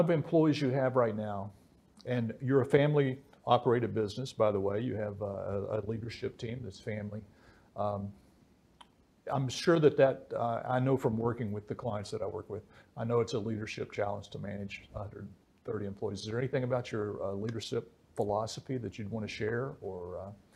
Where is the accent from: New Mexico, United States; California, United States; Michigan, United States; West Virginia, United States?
West Virginia, United States; where I grew up in West Virginia